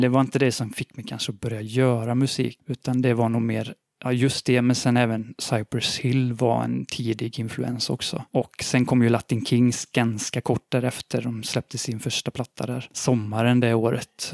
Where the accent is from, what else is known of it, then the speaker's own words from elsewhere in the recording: Borås, Västra Götaland, Sweden; Jag kommer från Borås